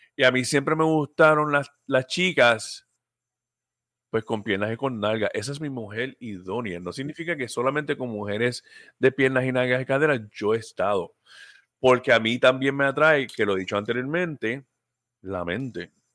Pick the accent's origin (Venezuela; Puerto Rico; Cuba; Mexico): Puerto Rico; somos puertorriqueños